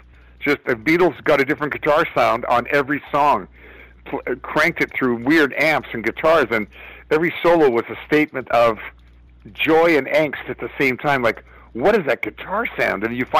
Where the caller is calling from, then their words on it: Winnipeg, Manitoba, Canada; I'm calling you from Winnipeg.